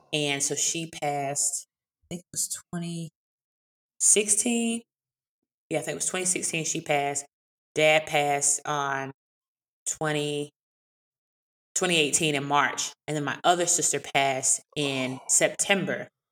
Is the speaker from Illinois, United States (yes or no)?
no; Eastern North Carolina, United States; I grew up in North Carolina, in Eastern North Carolina country